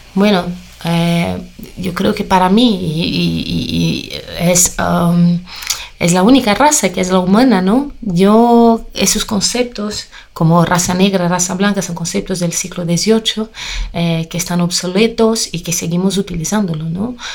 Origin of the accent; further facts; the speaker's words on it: Brazil; Spanish is a second language; yo nací en una familia muy colorida, ¿no? Una familia brasileña